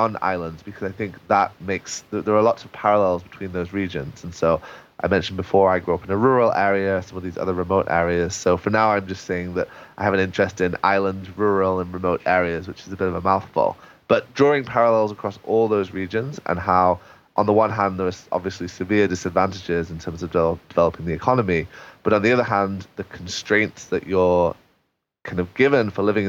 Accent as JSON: {"language": "English", "region": "England", "country": "United Kingdom", "said": "for me as an Englishman"}